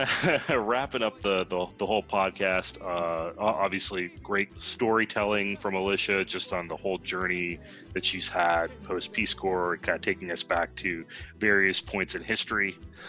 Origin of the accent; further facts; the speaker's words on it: India; I'm Indian, so I don't care.